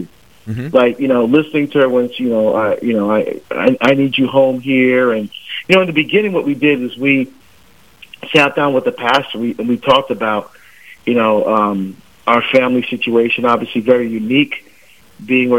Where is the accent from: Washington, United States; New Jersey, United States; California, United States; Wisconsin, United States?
New Jersey, United States; born or raised there; moved away as an adult; also born or lived in Barbados; now in Oregon, United States